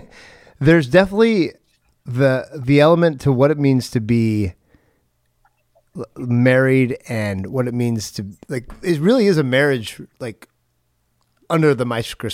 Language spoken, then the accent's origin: English; Oregon, United States; I'm from Oregon. Just a little heads up here, if you listen to the other side of the world, we have a predominantly white and Hispanic population in the areas I live.